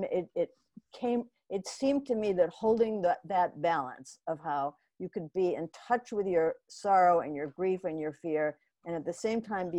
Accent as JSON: {"language": "English", "town": "Omaha", "region": "Nebraska", "country": "United States", "tie": "born or raised there", "said": "I mean, but actually it began when I was a kid and I grew up in Omaha, Nebraska."}